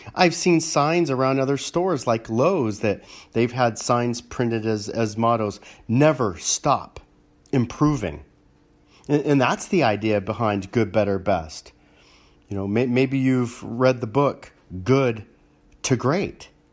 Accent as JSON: {"language": "English", "town": "Los Angeles", "region": "California", "country": "United States", "tie": "born or raised there", "said": "growing up in Los Angeles"}